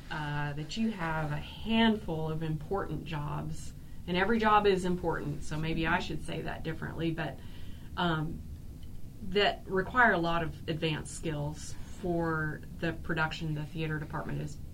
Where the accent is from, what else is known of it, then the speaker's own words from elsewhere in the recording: Arkansas, United States; I'm from Arkansas, too, mm-hmm. and I'm a devoted Arkie. I'm proud of Arkansas. I'm proud of a lot of things of Arkansas, and I'm from a rural area. Kind of like Mountain Home.